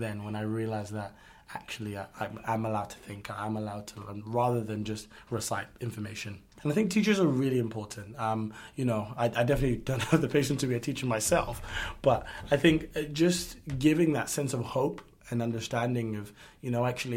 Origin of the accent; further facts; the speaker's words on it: United Kingdom; from the United Kingdom